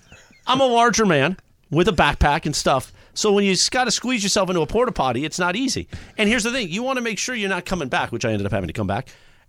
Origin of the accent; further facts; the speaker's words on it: Whittier, California, United States; I grew up in Whittier, which was right next door to La Mirada.